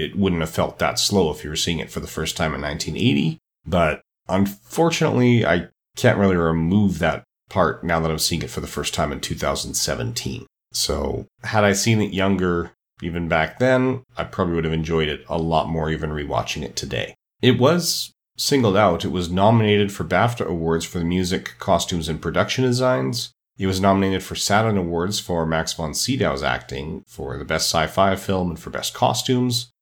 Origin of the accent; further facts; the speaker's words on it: Edmonton, Alberta, Canada; my hometown of Edmonton, Alberta, Canada